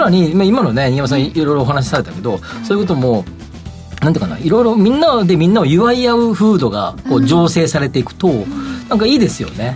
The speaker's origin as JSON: {"language": "Japanese", "region": "Kansai", "country": "Japan", "tie": "born or raised there", "moved": "yes", "lives_now": "Tokyo, Japan", "said": "出身があっちなんで"}